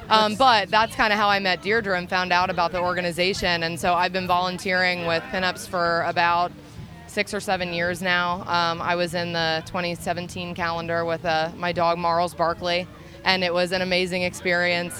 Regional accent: Reading, Pennsylvania, United States; we're from the Reading, Pennsylvania area

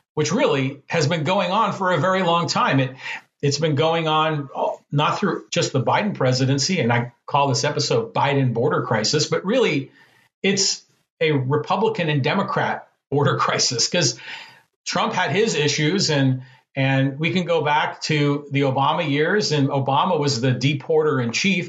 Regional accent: San Francisco Bay Area, California, United States; moved away as an adult; also born or lived in Poway, California; now in San Diego, United States; I grew up in the San Francisco Bay Area

